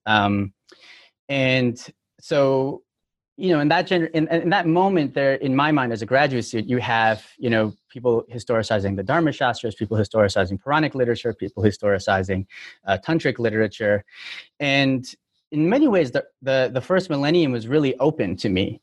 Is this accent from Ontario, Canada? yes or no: yes; Toronto, Ontario, Canada; moved away as an adult; now in United States; I'm from Toronto, but uh, I've been in the U.S. since 2005